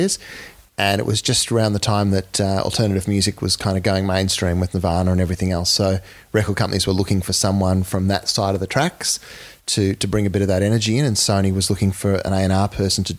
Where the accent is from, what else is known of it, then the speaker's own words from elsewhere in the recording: Townsville, Queensland, Australia; moved away; I grew up in North Queensland in Townsville